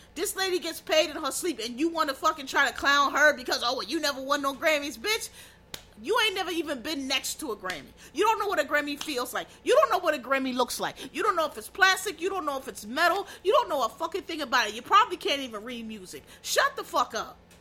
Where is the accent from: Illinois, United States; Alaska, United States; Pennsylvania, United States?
Pennsylvania, United States; I'm from Pennsylvania